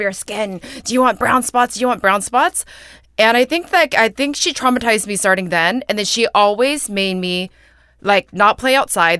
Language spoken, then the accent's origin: English; San Jose, California, United States; moved away as an adult; now in New York, United States; I grew up in San Jose, but I've lived in New York for nine years